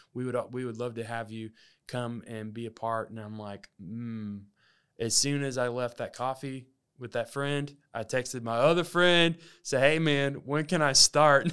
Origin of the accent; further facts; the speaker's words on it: Alabama, United States; moved away; also born or lived in Texas; I grew up in Alabama, uh, for about fourteen years of my life